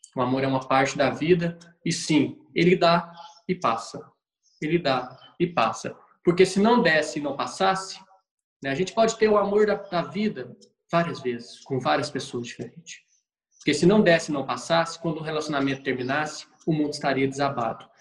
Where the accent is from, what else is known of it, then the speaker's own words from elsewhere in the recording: Minas Gerais, Brazil; como bom mineiro